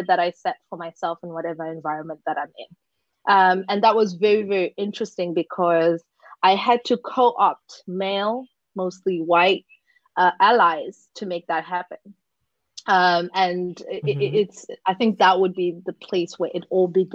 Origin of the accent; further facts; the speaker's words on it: South Africa; moved away as an adult; now in Amsterdam, Netherlands; I am a South African, and that's a very unique place to grow up.